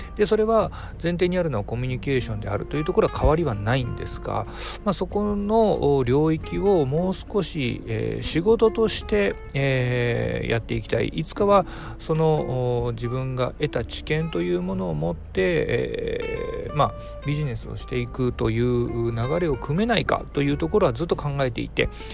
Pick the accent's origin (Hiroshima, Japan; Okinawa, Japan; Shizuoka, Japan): Hiroshima, Japan; moved away as an adult; also born or lived in Kitakyushu; now in Fukuoka, Japan; 広島で生まれて、広島で育ちました。